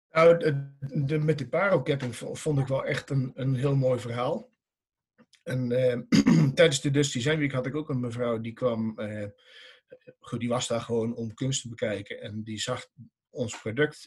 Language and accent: Dutch; Dongen, North Brabant, Netherlands; ik kom uit Dongen